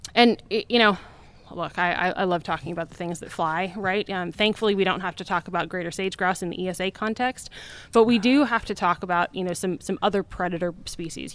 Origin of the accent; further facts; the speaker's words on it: Wyoming, United States; I'm from Wyoming